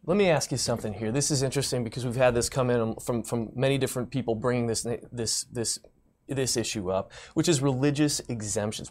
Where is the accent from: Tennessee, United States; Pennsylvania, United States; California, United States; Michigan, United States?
Michigan, United States; also born or lived in Detroit; Michigander. I'm a Michigander